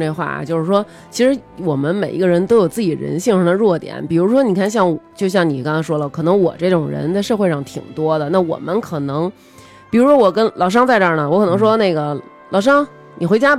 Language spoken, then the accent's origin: Chinese; Beijing, China; 作为咱们这种从小在胡同长大的孩子